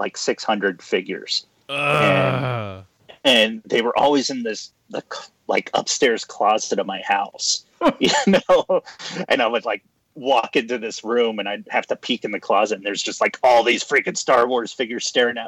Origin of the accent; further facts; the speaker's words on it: Ohio, United States; now in Los Angeles, United States; growing up in Ohio